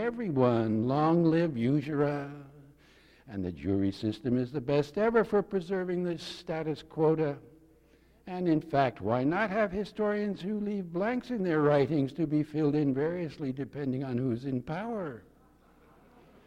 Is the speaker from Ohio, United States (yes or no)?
no; Yonkers, New York, United States; I was born 100 yards north of Van Cortlandt Park, South Yonkers